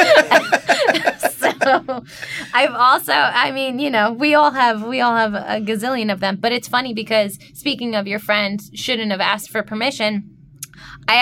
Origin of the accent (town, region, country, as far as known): New York, United States